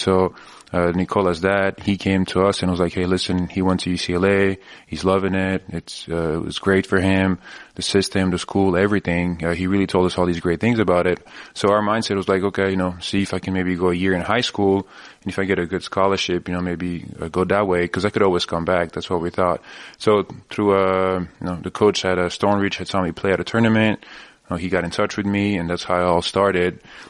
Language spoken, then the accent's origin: English; Belgium; also born or lived in Switzerland; the reason I was born in Switzerland is because my dad played there at that time, and then we moved to Belgium, so I lived there for 11 years.